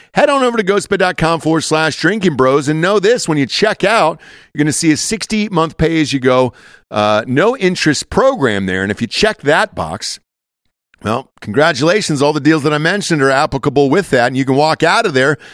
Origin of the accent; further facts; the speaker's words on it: the South, United States; moved away; I'm from the South, so, like, you kinda just drove out into the woods